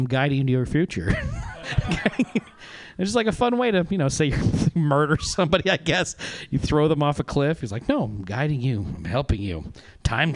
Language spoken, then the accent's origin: English; Reno, Nevada, United States; now in Oakland, United States; I'm originally from Reno, Nevada